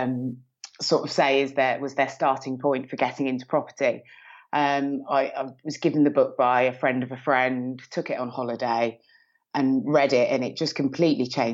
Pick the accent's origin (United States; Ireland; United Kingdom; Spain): United Kingdom; Birmingham, West Midlands; accent: Brummie; now in Milton Keynes, United Kingdom; I'm originally from Birmingham. You can probably hear a slight rummy twang in my accent